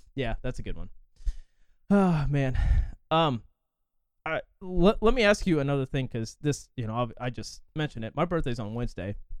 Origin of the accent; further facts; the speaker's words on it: forty miles west of Indianapolis, United States; I'm, like, forty miles west of it